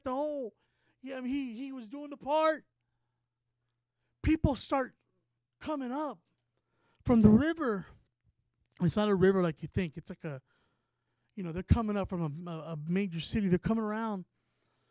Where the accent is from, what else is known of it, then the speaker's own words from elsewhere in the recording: San Antonio, Texas, United States; we're from San Antonio, Texas